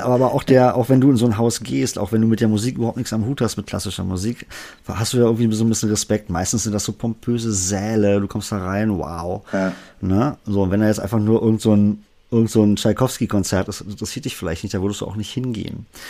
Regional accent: Berlin, Germany; accent: Berliner Dialekt; meinen Berliner Dialekt

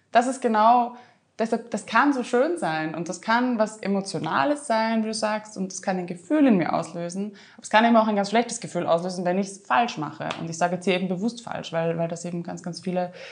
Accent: Vienna, Austria; Als Wiener Kind bin ich dort unterwegs.

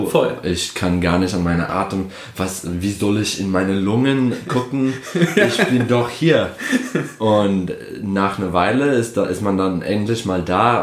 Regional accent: Detroit, Michigan, United States; German is a second language; moved away as an adult; also born or lived in Berlin, Germany; now in Germany; ich komme aus Detroit, Michigan.

